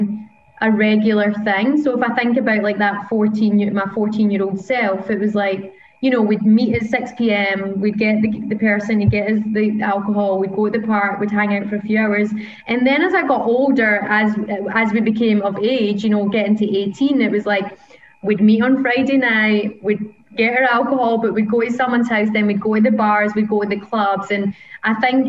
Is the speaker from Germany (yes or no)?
no; Paisley, Scotland, United Kingdom; now in Australia; growing up in Scotland, and I'm from a little town called Paisley, which is just outside of Glasgow